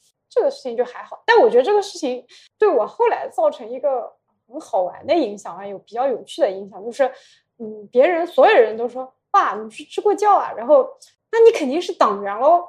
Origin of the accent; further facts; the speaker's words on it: rural Yunnan, China; moved away as an adult; also born or lived in Shanghai; 我就是一个村校里出来的人